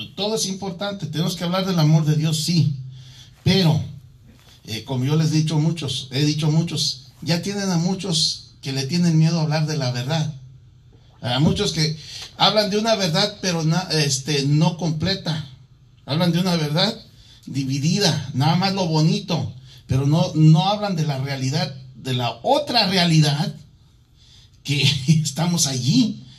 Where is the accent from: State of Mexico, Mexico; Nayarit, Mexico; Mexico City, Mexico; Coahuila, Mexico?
Mexico City, Mexico; also born or lived in Michoacán; now in Arizona, United States; yo nací en la Ciudad de México